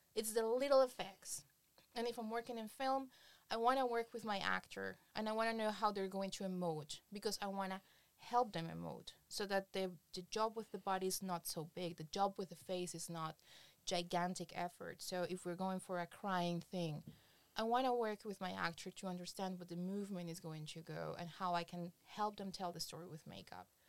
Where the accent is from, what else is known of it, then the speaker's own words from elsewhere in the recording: Colombia; moved away as an adult; now in Berlin, Germany; I come from Colombia. Uh, back in Colombia, I was working for um, Rolling Stones, Playboy